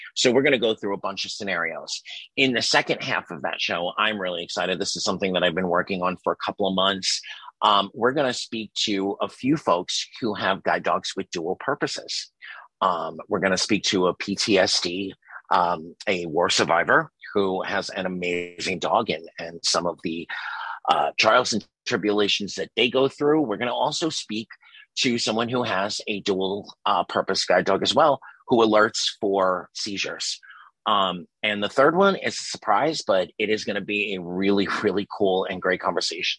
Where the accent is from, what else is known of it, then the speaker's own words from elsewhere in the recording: New York City, New York, United States; I was from Staten. I you know lived in Staten Island for a very long time